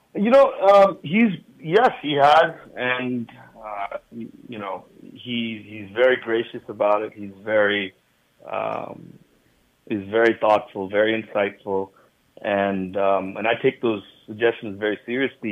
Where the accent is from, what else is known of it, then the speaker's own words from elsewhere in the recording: United States; growing up in America, I think, um, you, you know, it's. Uh, being American born, I, I still consider myself very much an American product